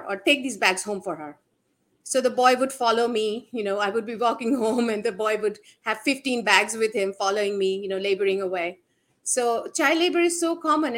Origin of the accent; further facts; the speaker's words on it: India; I grew up in India and I grew up seeing these kind of girls appear in my house from time to time to work as a maid